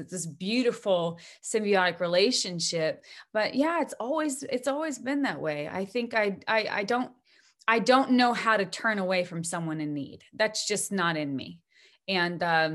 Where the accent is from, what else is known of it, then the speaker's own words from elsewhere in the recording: Bozeman, Montana, United States; Gibson guitars are made in my hometown of Bozeman, Montana